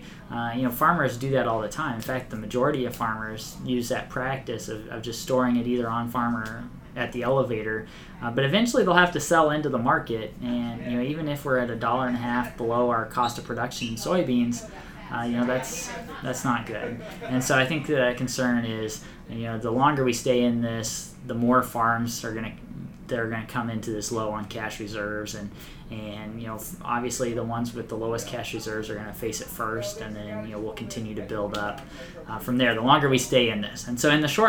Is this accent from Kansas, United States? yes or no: yes; Kansas, United States; I'm from Kansas